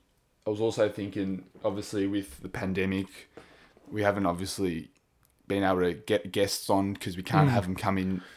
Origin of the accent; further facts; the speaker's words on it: Wangaratta, Victoria, Australia; where we grew up in Wangaratta